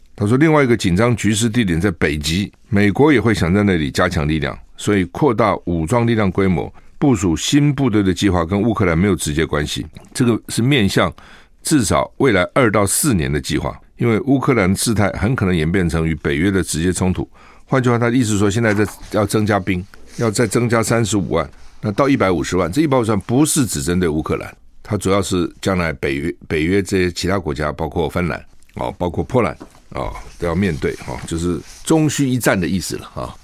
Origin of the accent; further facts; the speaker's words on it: Taiwan; 我们台湾人也是这样哈